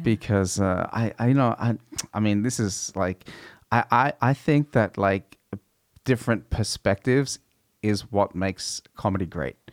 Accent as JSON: {"language": "English", "country": "Australia", "tie": "born or raised there", "said": "growing up in Australia"}